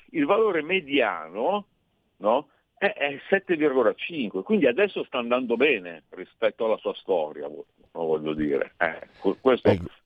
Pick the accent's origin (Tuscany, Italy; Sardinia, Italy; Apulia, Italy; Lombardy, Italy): Apulia, Italy; Bari; moved away as an adult; now in Milan, Italy; però vengo da Bari, eh, son, son, mi sono trasferito qui a, 20, a 30 anni, e adesso ne ho 50, io rimango uno che si mangia il polpo crudo